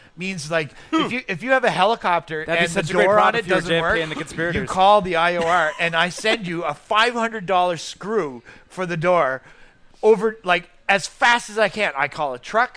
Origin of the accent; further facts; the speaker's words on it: Bathurst, New Brunswick, Canada; I'm from Bathurst, New Brunswick